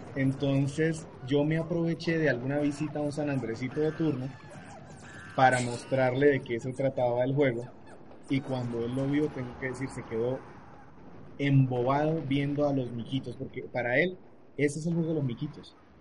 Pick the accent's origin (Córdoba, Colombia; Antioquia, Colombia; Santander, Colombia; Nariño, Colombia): Santander, Colombia; Bucaramanga; yo soy de Bucaramanga